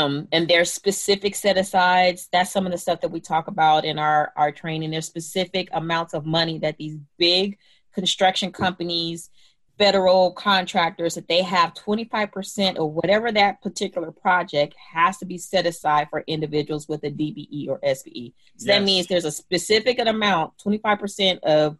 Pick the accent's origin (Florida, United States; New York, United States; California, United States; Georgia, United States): California, United States; I am a Cali gal, and I grew up somewhat everywhere in California, West LA, South Central, Culver City, just all over